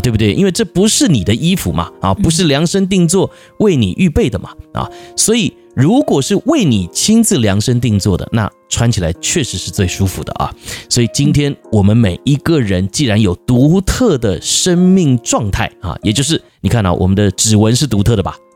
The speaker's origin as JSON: {"language": "Chinese", "country": "Taiwan", "said": "我们台湾人"}